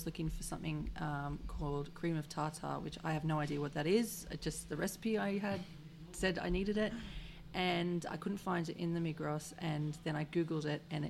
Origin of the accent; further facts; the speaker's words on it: Australia; now in Switzerland; as an Australian, that's kind of foreign to me.